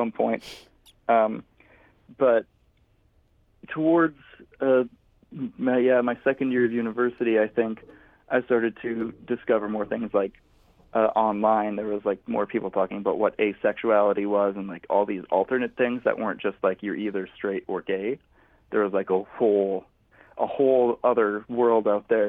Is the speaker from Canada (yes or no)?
yes; Kamsack, Saskatchewan, Canada; moved away; I grew up in the small town of Kamsack, Saskatchewan.